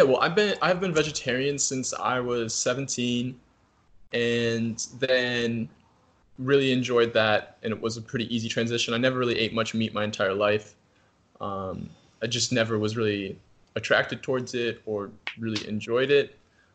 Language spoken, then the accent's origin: English; Minnesota, United States; also born or lived in New Zealand; Cargill in my home state of Minnesota here, which is one of the largest private industries in the entire world